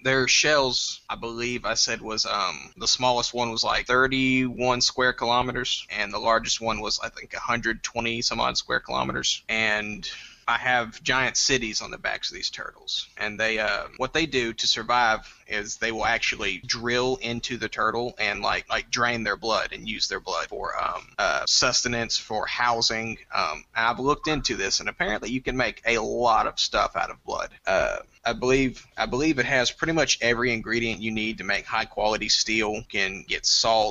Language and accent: English; Nacogdoches, Texas, United States; I'm 21. I'm from Nacogdoches, Texas